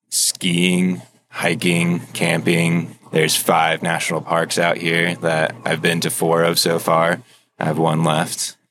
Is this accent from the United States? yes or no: yes; Pennsylvania, United States; moved away as an adult; now in Utah, United States; I'm from Pennsylvania originally, and now I'm out in Utah